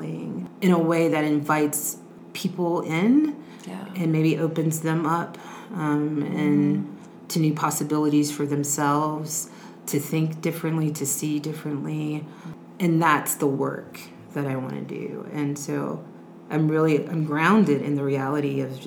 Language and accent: English; United States; also born or lived in Houston, Texas; being an American